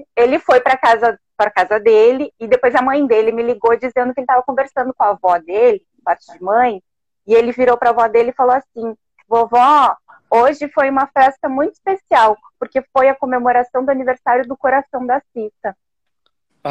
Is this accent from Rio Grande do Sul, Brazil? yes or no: yes; Alegrete, Rio Grande do Sul, Brazil; also born or lived in Santa Maria; now in Porto Alegre, Brazil; Eu sou daqui, eu sou daqui de Porto Alegre também. Na verdade, eu sou de Alegrete, né? Eu nasci